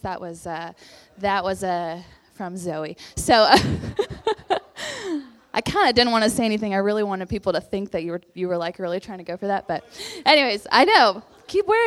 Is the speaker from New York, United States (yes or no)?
no; Texas, United States; moved away as an adult; also born or lived in West Virginia; now in Morgantown, United States; I'm from Texas